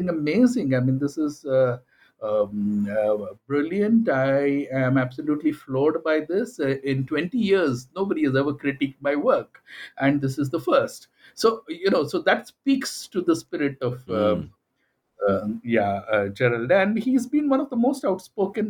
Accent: India; my formative experiences and my background as an Indian

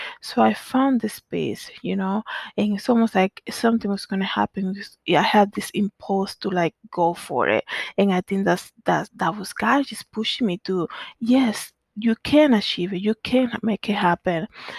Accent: Danbury, Connecticut, United States; also born or lived in Dominican Republic; So growing up in Danbury, Connecticut, where we came after moving from the Dominican Republic

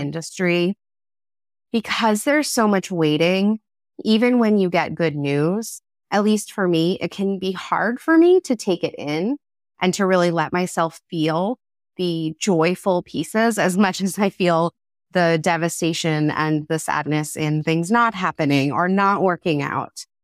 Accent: Philadelphia, Pennsylvania, United States; now in Massachusetts, United States; a woman who was born and raised in the Philadelphia area

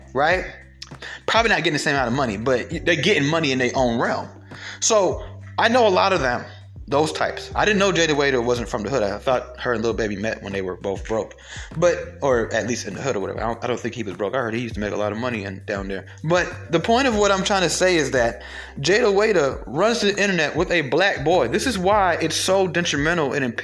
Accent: Atlanta, Georgia, United States; I'm being from Atlanta

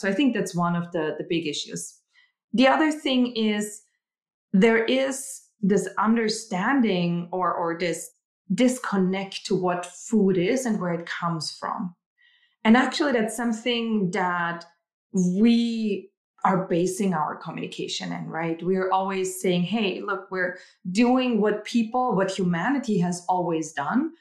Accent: Austria; moved away; I'm originally from Austria

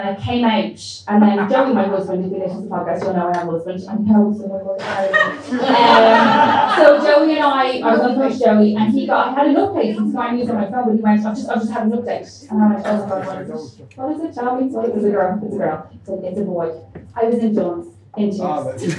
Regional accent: Ireland; Because I'm Irish, I'm very proud to be Irish.

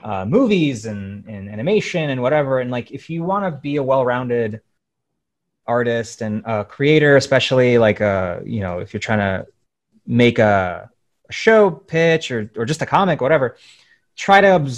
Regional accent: Ukraine; born there; moved away; I was born in Ukraine and I'm a immigrant. And so like, I grew up watching a lot of Russian cartoons

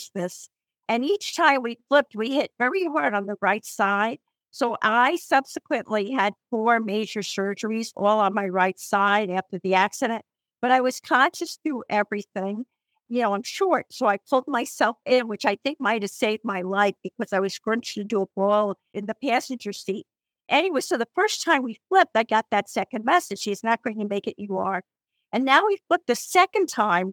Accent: New Jersey, United States; accent: New Jersey; you can tell by my accent, I'm a New Jersey girl

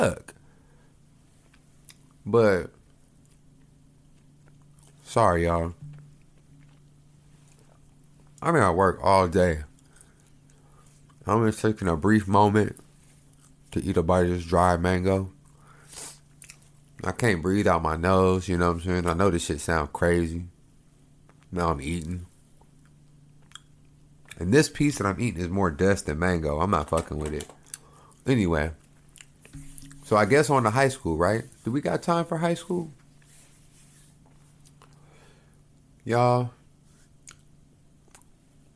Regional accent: Oklahoma, United States; moved away; I grew up in in Oklahoma

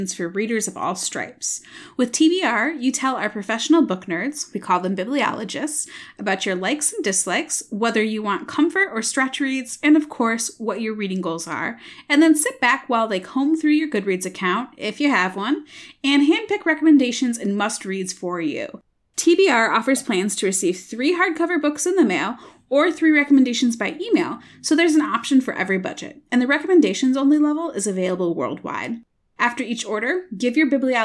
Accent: Midwest, United States; I'm from the Midwest

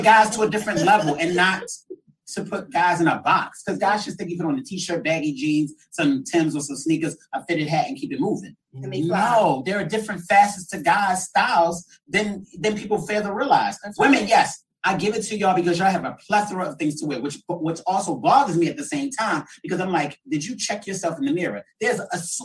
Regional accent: Baltimore, Maryland, United States; moved away as an adult; now in Atlanta, United States; I'm originally from Baltimore, Maryland

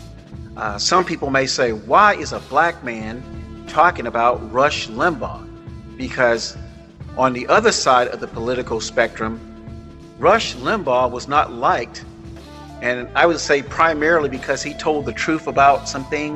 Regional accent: Florida, United States; now in California, United States; I grew up in Florida, and I grew up with grandparents

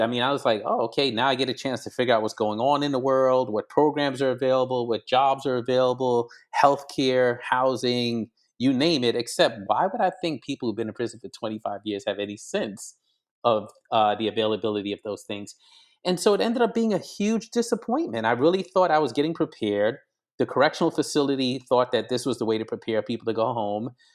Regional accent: New York City, New York, United States; also born or lived in Grenada; I was born in Brooklyn, New York, but my, uh, parents are from the Caribbean. Dad is white, mother is black, and so I lived the first nine years of my life in a small, on a small island called Grenada in the West Indies

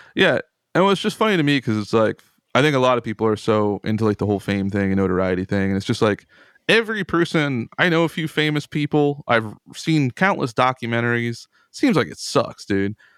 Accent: Central Pennsylvania, United States; I'm from Central Pennsylvania.

